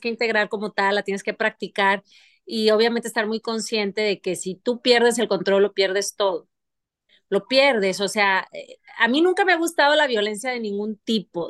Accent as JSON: {"language": "Spanish", "town": "Monterrey", "region": "Nuevo León", "country": "Mexico", "also_born_or_lived": "Paris, France", "moved": "yes", "said": "fueron seis años que viví fuera no es el común denominador de una regia, de familia"}